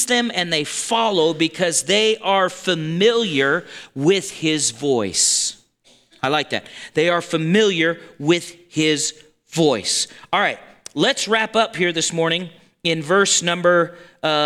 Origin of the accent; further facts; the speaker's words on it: Montana, United States; we're from Montana